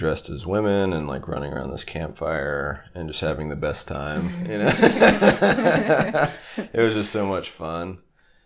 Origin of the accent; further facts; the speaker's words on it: Stafford, Virginia, United States; moved away as an adult; also born or lived in Long Beach; now in Los Angeles, United States; I'm from Stafford, Virginia